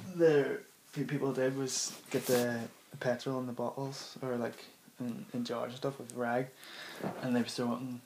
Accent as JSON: {"language": "English", "town": "Dundonald", "region": "Northern Ireland", "country": "United Kingdom", "tie": "born or raised there", "said": "where I grew up in Dundonald"}